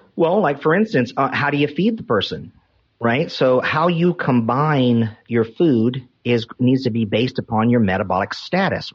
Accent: North Carolina, United States; I'm from North Carolina

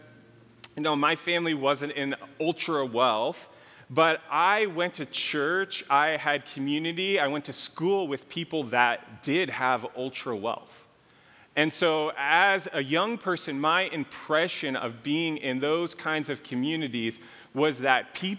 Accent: Calabasas, California, United States; also born or lived in Malibu; I grew up in between Calabasas and Malibu.

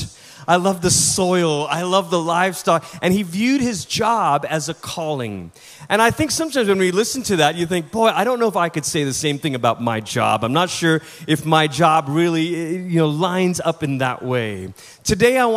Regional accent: Malaysia; first language English; moved away as an adult; also born or lived in Portland, Oregon, United States; now in United States; I'm originally from Malaysia. That's where I'm from. That's where I was born. That's where I grew up.

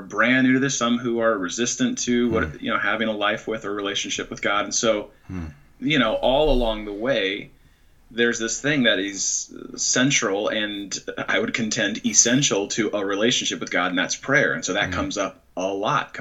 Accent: San Francisco Bay Area, California, United States; moved away as an adult; now in Chicago, United States; I grew up actually in the San Francisco Bay Area, and spent first half of my life there

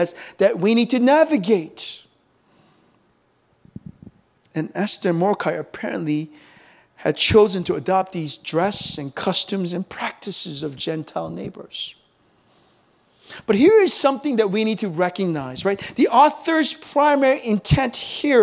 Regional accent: United States; moved away as an adult; now in Seoul, South Korea; growing up in America, spending my teenage years there

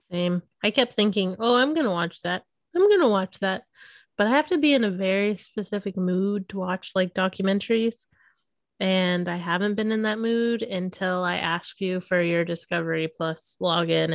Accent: Missouri, United States; I'm, you know, born and raised in Missouri

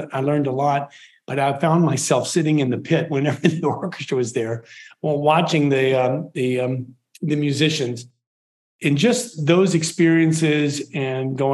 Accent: Richmond, Virginia, United States; moved away; I grew up in Richmond, Virginia, right outside of Richmond, Virginia

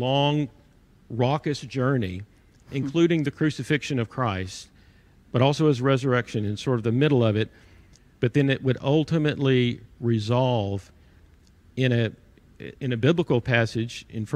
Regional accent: Irving, Texas, United States; I grew up in Irving, Texas

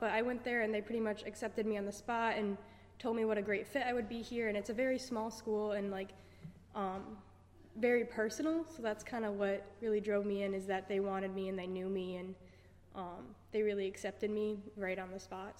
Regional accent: New York, United States; moved away as an adult; I'm from New York

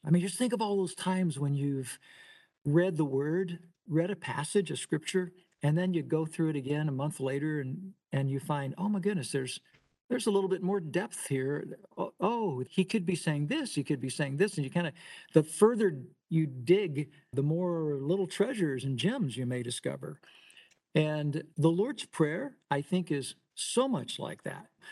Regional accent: Louisville, Kentucky, United States; I'm originally from Louisville, Kentucky, and a, as a very young boy, I just uh, decided I wanted to be a drummer

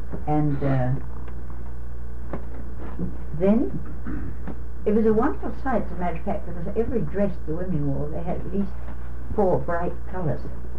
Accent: United Kingdom; I thought, well, I'm glad they don't know I'm a British woman

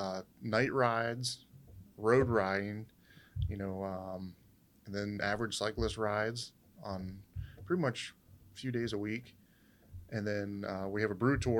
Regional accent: Philadelphia, United States; Yes, I'm from Philly.

